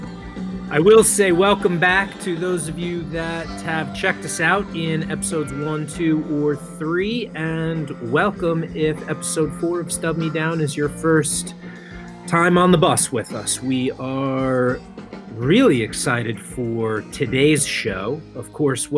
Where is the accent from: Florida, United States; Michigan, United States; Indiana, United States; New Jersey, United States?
New Jersey, United States; Holmdel; It's now the PNC Bank Arts Center in Homedale, New Jersey. My hometown venue, grew up seeing shows there